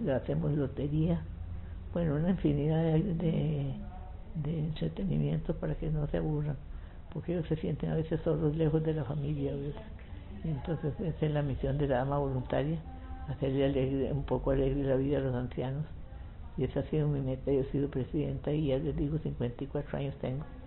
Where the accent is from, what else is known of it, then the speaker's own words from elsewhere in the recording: Palmares, Alajuela, Costa Rica; also born or lived in San Ramón, Costa Rica; now in Alajuela, Costa Rica; yo soy de Palmares, nací en Palmares, pero fui a vivir a San Ramón.